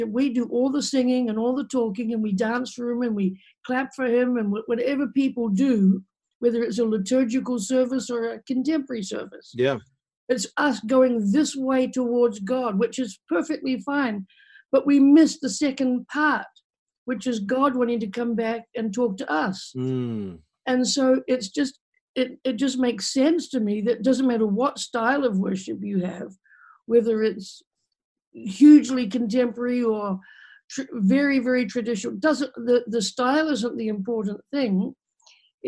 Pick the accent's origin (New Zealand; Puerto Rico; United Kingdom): New Zealand; moved away as an adult; now in Texarkana, United States; I'm from New Zealand. I've lived in America for over 30 years